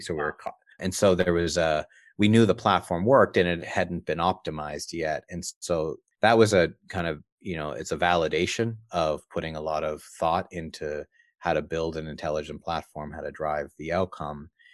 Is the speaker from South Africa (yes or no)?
no; East Coast of Canada, Canada; I grew up on the East Coast of Canada